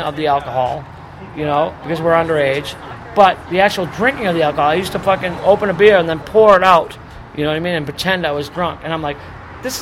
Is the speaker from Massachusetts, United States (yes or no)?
yes; Boston, Massachusetts, United States; I'm from Boston